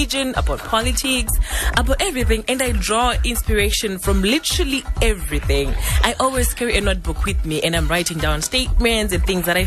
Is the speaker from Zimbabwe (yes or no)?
yes; Gokwe North, Midlands, Zimbabwe; then I grew up in Gokwe North.